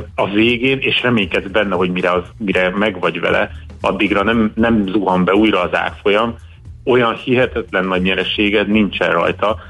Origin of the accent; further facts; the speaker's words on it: Hungary; magyar vagyok